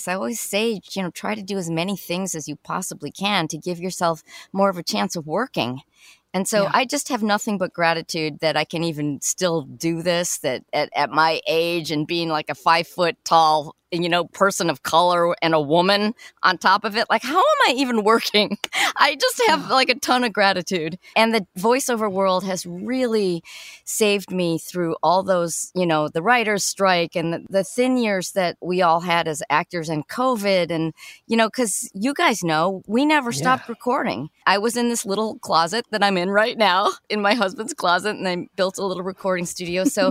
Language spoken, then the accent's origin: English; Chicago, Illinois, United States; I'm from Chicago originally.